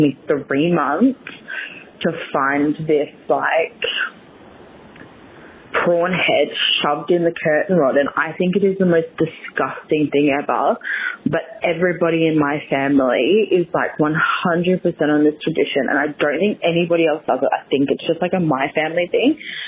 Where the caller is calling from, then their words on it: Perth, Western Australia, Australia; I'm calling in from Australia.